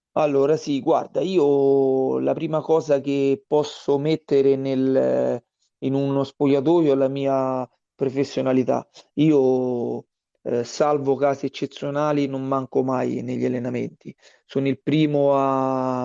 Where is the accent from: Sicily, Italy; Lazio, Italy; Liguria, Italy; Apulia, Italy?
Lazio, Italy; Frosinone; moved away as an adult; now in Tivoli, Italy; io sono originario di Frosinone e sono circa mh, mm, dieci anni che sono qui a Tivoli